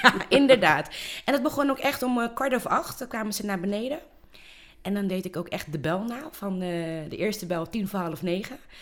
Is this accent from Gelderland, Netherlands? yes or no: no; Rotterdam, South Holland, Netherlands; ik ben hier eh, geboren, opgegroeid